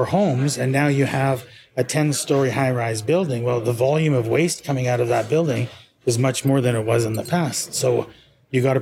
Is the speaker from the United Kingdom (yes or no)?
no; Canada; moved away as an adult; also born or lived in Dubai; now in South Florida, United States; I'm from Canada